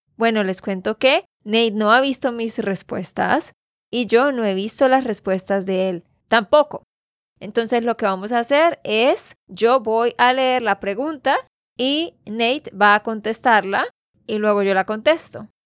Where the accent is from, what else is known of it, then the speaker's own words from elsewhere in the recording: Santander, Colombia; de Santander, Colombia